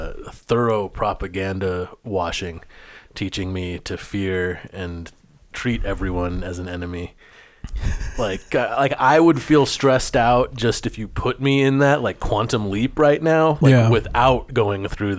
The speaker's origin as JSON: {"language": "English", "region": "New Jersey", "country": "United States", "said": "I'm one of you, even though I'm from New Jersey."}